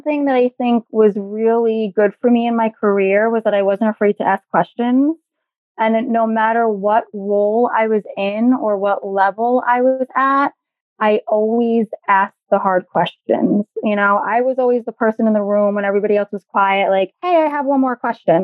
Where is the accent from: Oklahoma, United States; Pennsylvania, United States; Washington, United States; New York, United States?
New York, United States; New York City; I am a native New Yorker, born and raised in the Bronx, still living here